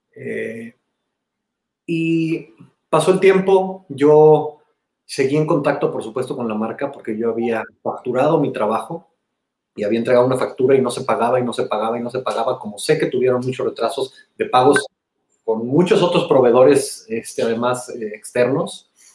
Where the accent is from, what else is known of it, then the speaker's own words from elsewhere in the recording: Mexico; somos cuatro mexicanos dirigiendo este Hurricane Hit